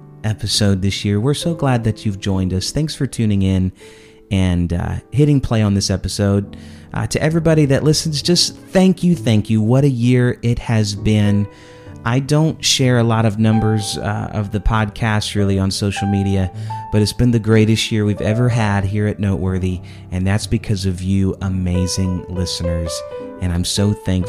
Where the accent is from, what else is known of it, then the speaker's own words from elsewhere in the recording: Indianapolis, Indiana, United States; also born or lived in Winfield, Illinois; now in Jonesboro, Georgia, United States; I was born in Illinois, in Winfield, Illinois, near Chicago. So for me, snow was extremely inconvenient. And then my family moved to Indianapolis, Indiana, when I was 9.